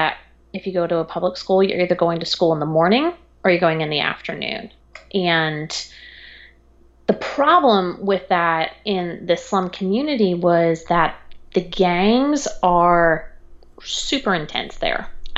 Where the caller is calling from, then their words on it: Raleigh, North Carolina, United States; I am in Raleigh, North Carolina.